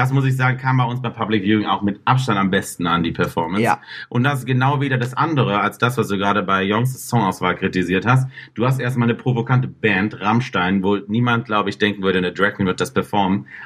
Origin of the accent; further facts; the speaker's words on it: Cologne, North Rhine-Westphalia, Germany; Aber ich bin Kölner.